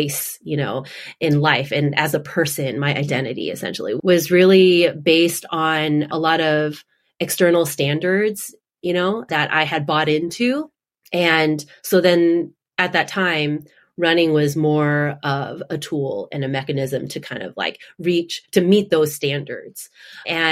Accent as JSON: {"language": "English", "town": "Houston", "region": "Texas", "country": "United States", "tie": "born or raised there", "also_born_or_lived": "Austin, Texas / Orange County, California / Boston area", "moved": "as an adult", "lives_now": "Boston, United States", "said": "my sister and I, we were born and raised in Houston, Texas"}